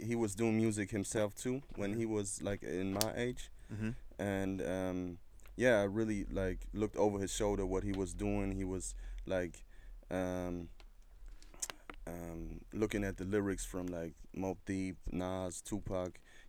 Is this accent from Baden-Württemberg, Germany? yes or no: yes; Stuttgart, Baden-Württemberg, Germany; I'm from Stuttgart, to be exact. Stuttgart is in the south of Germany.